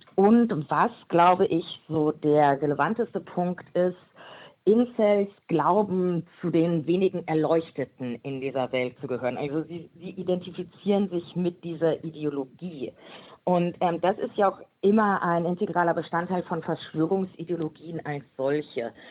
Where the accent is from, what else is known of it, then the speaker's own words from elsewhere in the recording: Frankfurt, Hesse, Germany; Ich bin eine Frankfurterin